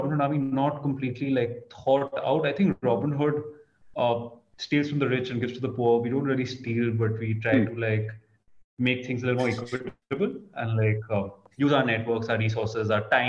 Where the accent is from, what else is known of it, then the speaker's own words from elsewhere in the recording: India; also born or lived in Kolkata, West Bengal / Mumbai, Maharashtra; now in Delhi, India; I'm born and brought up in Calcutta and Bombay.